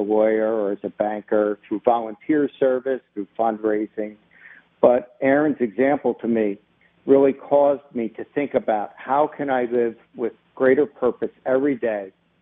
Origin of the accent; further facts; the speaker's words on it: Baltimore, Maryland, United States; I'm a lifelong Baltimorean. I grew up in West Baltimore